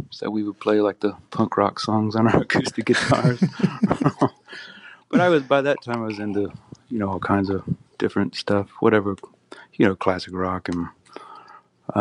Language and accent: English; South Carolina, United States; I was growing up in South Carolina, pretty far from Southern California